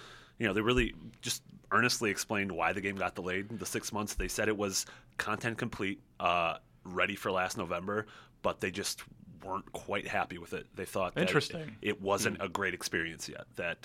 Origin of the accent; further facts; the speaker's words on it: Chicago, Illinois, United States; I'm also from Chicago, which is the weird thing.